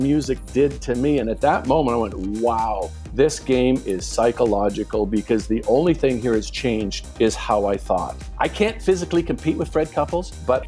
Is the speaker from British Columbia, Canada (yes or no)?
yes; Vancouver, British Columbia, Canada; I grew up in Vancouver, lived across the street from the Marine Drive Golf Club